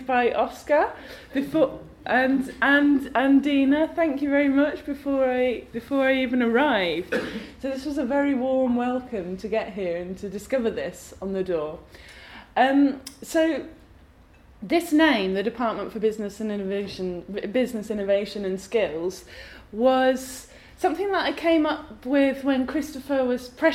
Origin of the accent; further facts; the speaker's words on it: England, United Kingdom; now in Glasgow, United Kingdom; I was born in England, and my mum's family are Welsh, and now I live in Scotland, so I'm a bit of a mongrel